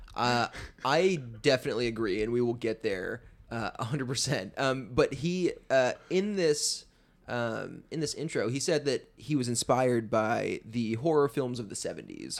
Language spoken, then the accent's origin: English; the South, United States; now in Atlanta, United States; we're from the South